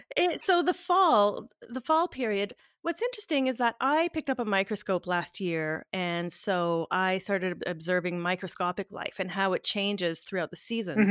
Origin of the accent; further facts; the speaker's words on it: Northern Ontario, Canada; I'm originally from Northern Ontario